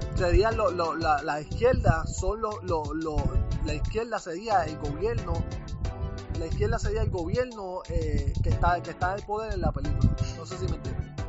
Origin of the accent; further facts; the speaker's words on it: Puerto Rico; now in United States; yo me fui de Puerto Rico